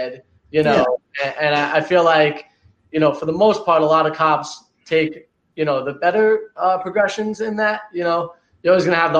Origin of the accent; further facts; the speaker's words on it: New York, United States; I am from New York and I say cop just because that's the lingo that we use there.